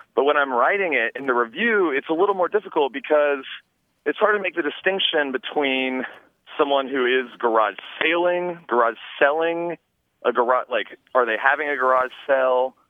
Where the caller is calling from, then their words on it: Crescent City, California, United States; I'm calling from Northern California in Crescent City